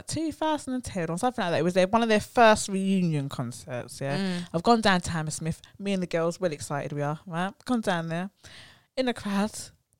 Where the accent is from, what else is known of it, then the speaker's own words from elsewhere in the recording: Jamaica; I'm Jamaican. Of course we love a bit of …. We Jamaicans love a bit of ….